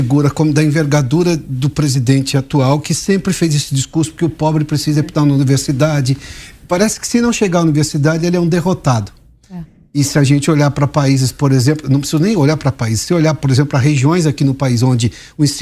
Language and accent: Portuguese; Piracicaba region, São Paulo, Brazil; eu sou da região de Piracicaba